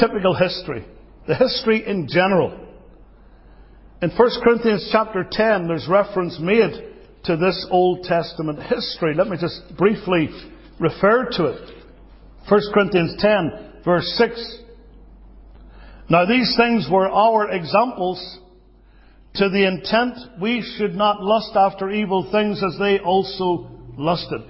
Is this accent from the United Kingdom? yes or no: yes; United Kingdom; now in United States; As a Brit